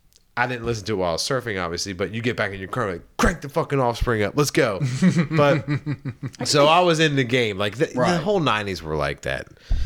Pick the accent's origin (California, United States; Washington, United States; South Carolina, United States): South Carolina, United States; Charleston; when I was growing up in Charleston